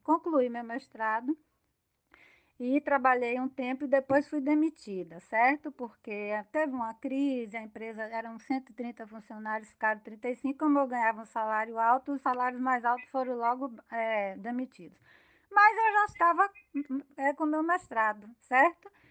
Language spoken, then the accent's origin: Portuguese; Salvador, Bahia, Brazil; moved away as an adult; also born or lived in Paraná; now in Feira de Santana, Brazil; eu fiquei 18 anos depois de casada fora da Bahia e eu sou de Salvador